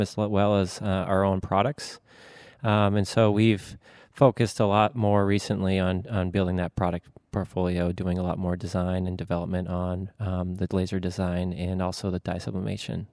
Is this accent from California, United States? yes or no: no; Maine, United States; also born or lived in Savannah, Georgia; I'm from Maine